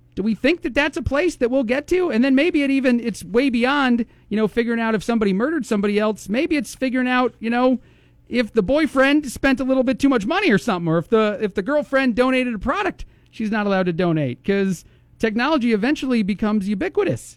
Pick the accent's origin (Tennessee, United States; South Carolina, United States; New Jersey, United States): New Jersey, United States; moved away; I am from New Jersey